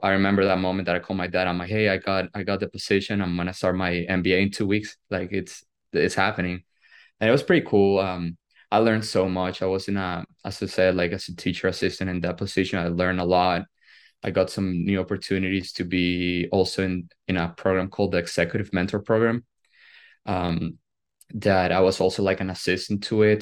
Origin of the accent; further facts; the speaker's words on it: Venezuela; moved away as an adult; now in United States; today marks 11 years uh, since the day I moved from Venezuela to the United States